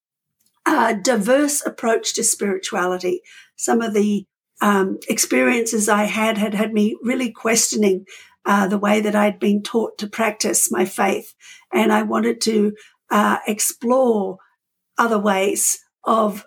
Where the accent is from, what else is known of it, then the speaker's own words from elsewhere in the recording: Australia; moved away as an adult; also born or lived in New Zealand; I am an Australian physician, trained in Australia, then practiced in New Zealand